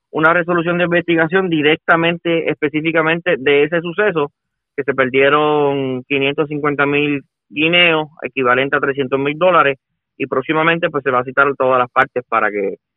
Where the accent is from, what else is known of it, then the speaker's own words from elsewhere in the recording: Puerto Rico; eso es lo que nosotros queremos y tenemos todos como puertorriqueños